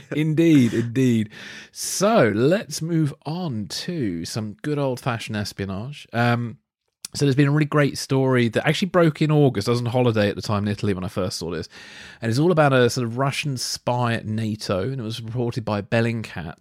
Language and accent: English; United Kingdom; Oleg Gordievsky, who used to live in my hometown